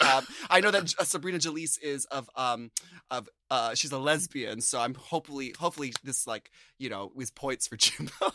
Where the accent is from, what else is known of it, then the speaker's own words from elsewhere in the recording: United States; as an American